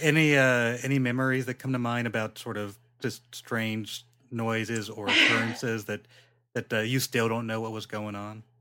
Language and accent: English; Inland Empire, California, United States; I'm from the Inland Empire